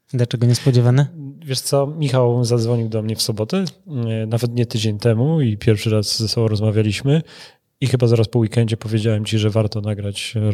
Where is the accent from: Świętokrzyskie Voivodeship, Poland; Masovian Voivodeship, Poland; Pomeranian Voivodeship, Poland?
Świętokrzyskie Voivodeship, Poland; Kielce; jestem scyzorykiem przecież